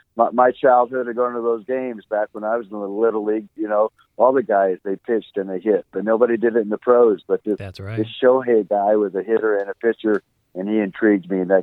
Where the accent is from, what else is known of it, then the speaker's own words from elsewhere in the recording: Orange, California, United States; I'm actually from Orange County, city